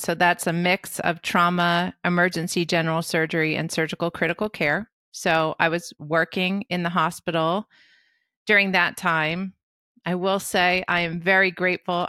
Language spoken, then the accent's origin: English; New Jersey, United States; also born or lived in Brooklyn, New York; I was born in Brooklyn and raised in New Jersey